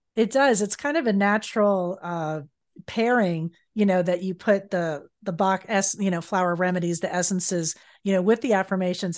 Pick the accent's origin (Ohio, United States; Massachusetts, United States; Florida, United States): Florida, United States; South; I'm from South Florida originally